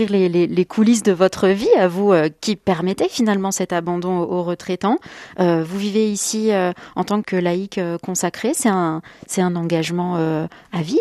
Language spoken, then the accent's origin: French; Nord, Hauts-de-France, France; moved away as an adult; now in Les Houches, France; Je suis du plat pays, je suis ch'ti